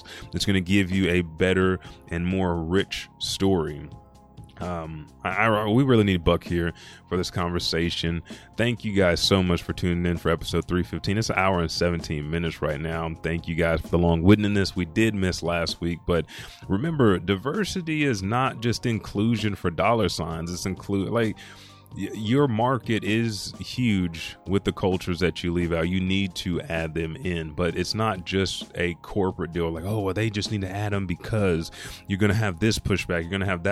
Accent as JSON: {"language": "English", "town": "Anadarko", "region": "Oklahoma", "country": "United States", "moved": "yes", "said": "I'm from Anadarko, Indian capital."}